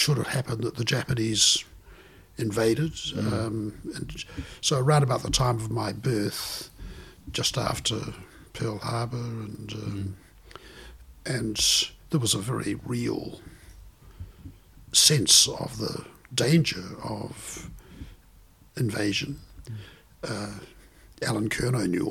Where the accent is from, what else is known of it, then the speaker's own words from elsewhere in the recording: Takaka, Tasman, New Zealand; moved away as an adult; also born or lived in Christchurch / Ottawa, Canada; I was born in Takaka in Golden Bay. And I grew up on a dairy farm.